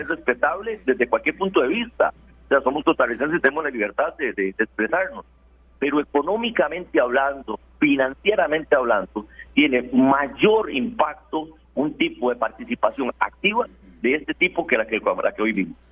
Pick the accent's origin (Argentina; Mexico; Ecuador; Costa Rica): Costa Rica; la posición de nosotros como ciudadanos costarricenses